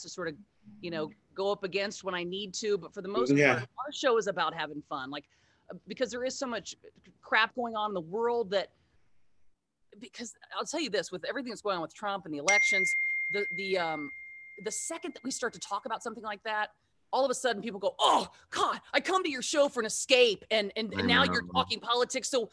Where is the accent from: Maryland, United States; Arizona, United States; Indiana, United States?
Indiana, United States; Southern; moved away as an adult; also born or lived in Cincinnati, Ohio; now in Los Angeles, United States; I grew up in Southern Indiana